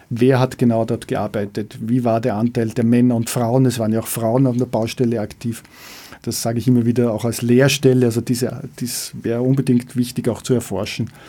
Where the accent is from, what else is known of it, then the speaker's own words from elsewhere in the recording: Leobersdorf, Lower Austria, Austria; Ich bin im Schatten aufgewachsen, ich habe dort gespielt unter der Hochquellenleitung, um das so zu sagen.